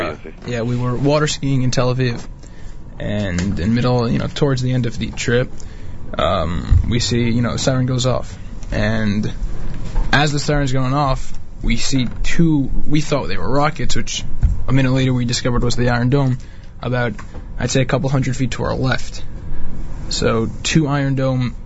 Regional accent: United States; being an American kid

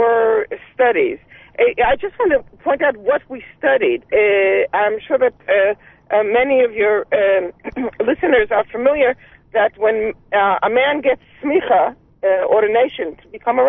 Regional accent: New York City, New York, United States; moved away as an adult; now in Jerusalem, Israel; I grew up in Brooklyn with a father who had actually lived in Israel for 20 years

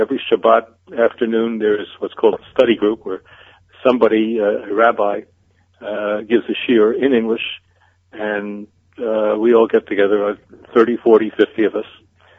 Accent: New York City, New York, United States; born or raised there; moved away as an adult; now in Beit Shemesh, Israel

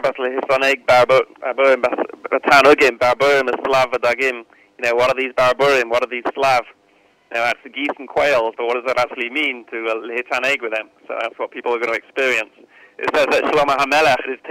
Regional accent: United Kingdom; accent: British; I'm British

